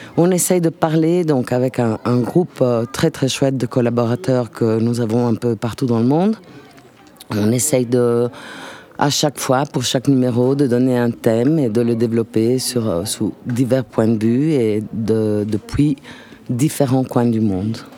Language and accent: French; Italy; French is a second language; now in Lucca, Italy; Je suis italienne